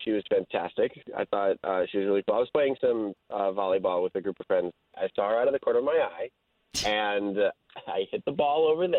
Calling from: Altamont, United States

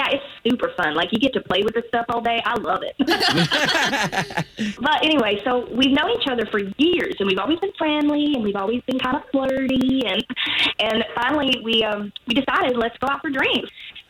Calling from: Apopka, Florida, United States; From Apopka.

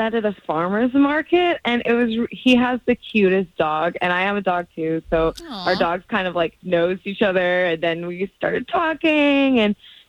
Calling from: Port Orange, Florida, United States; I'm from Port Orange.

